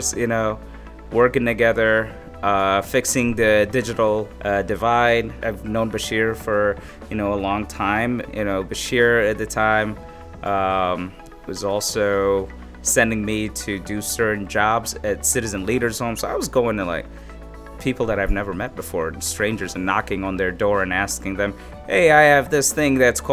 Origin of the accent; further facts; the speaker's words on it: Abu Dhabi, United Arab Emirates; moved away as an adult; also born or lived in Somaliland; now in Chicago, United States; I came from Abu Dhabi. That's where I grew up